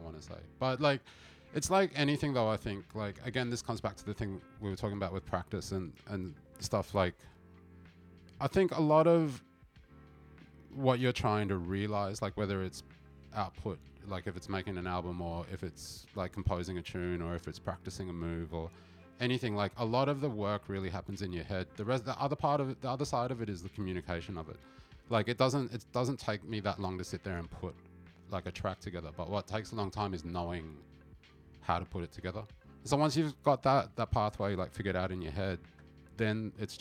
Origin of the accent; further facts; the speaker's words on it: Melbourne, Victoria, Australia; now in Japan; I grew up playing with in Melbourne